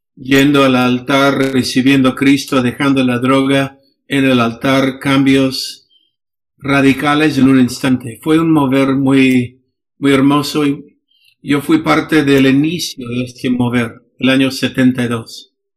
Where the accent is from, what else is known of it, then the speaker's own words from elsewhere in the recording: Los Angeles, California, United States; Spanish is a second language; moved away as an adult; now in Peru; yo crecí en Los Ángeles